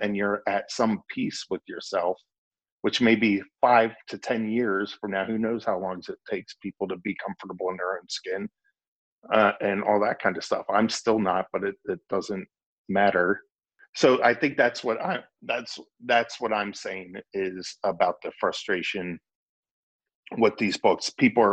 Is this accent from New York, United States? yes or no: no; Lancaster County, Pennsylvania, United States; I grew up in Lancaster County